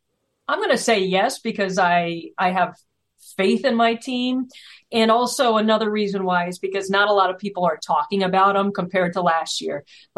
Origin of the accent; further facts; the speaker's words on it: Albany, New York, United States; moved away as an adult; now in Florida, United States; my hometown of Albany, New York